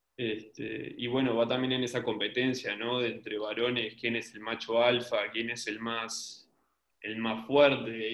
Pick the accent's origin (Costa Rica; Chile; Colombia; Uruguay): Uruguay; tengo un acento raro porque soy uruguayo